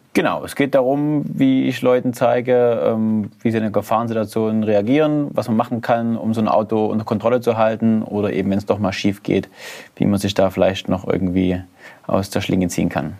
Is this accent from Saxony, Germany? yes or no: yes; Zwickau, Saxony, Germany; ich komme ja so aus Zwickau, Erzgebirgsvorland